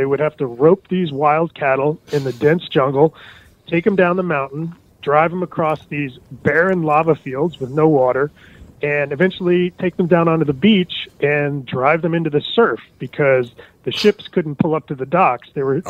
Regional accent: East Coast, United States; No, I'm actually from the East Coast.

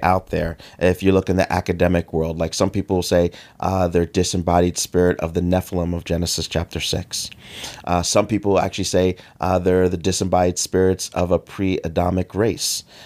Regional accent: United States; they saw I was from America

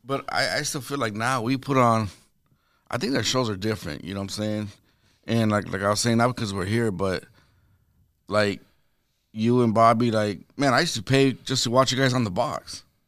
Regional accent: El Paso, Texas, United States; moved away; I'm from Texas

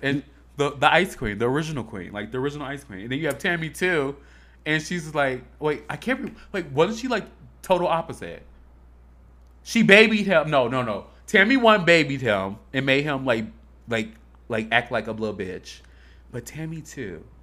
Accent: Harvey, Illinois, United States; I'm from Harvey, Illinois.

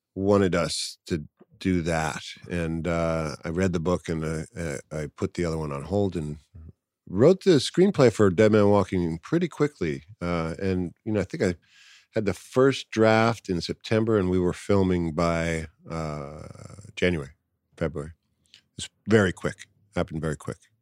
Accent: New York City, New York, United States; I grew up in New York City

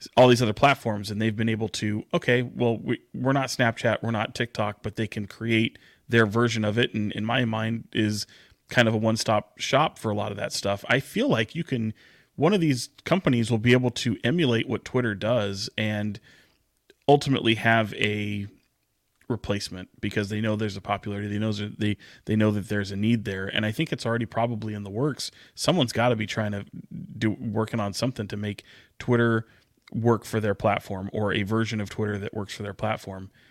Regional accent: Sacramento, California, United States; I'm born and raised in Sacramento

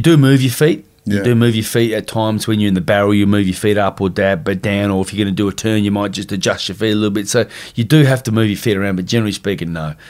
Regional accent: Perth, Western Australia, Australia; Being from Perth

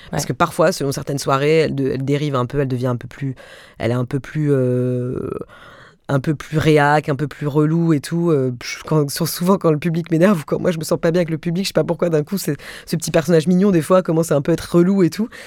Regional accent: Mulhouse, Grand Est, France; Moi, je viens de Mulhouse et franchement, il y a 10 ans, je parlais comme ça.

